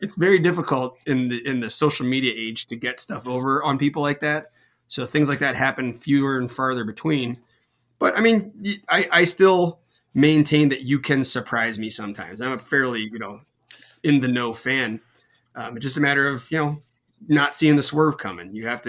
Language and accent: English; St. Louis, Missouri, United States; I am from St. Louis. I am most certainly not a Cubs fan.